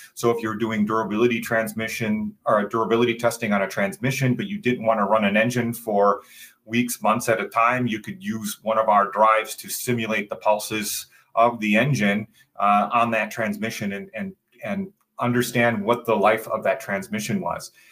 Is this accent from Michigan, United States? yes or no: yes; Southeast Michigan, United States; also born or lived in Dearborn, Michigan; I grew up in Southeast Michigan